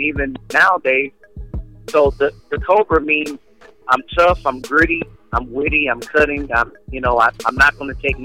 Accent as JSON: {"language": "English", "town": "Crystal City", "region": "Missouri", "country": "United States", "said": "I'm from Crystal City, Missouri, small town outside of St. Louis."}